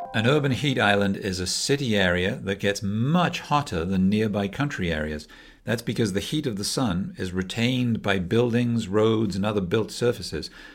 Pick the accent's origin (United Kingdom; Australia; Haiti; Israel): United Kingdom; Wales; I'm from Wales, so I'm the ….